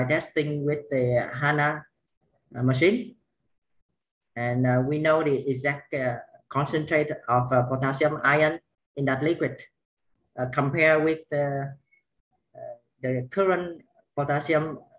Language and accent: English; Vietnam; I'm from Vietnam